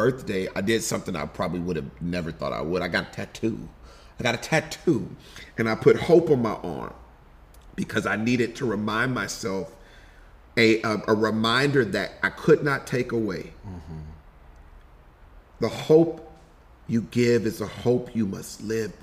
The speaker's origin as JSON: {"language": "English", "town": "Houston", "region": "Texas", "country": "United States", "tie": "born or raised there", "also_born_or_lived": "Denton, Texas / Los Angeles", "moved": "as an adult", "said": "H-Town, Houston, Texas. I was born just outside of Denton, but quickly, where my mom is from, we moved to Houston, Texas."}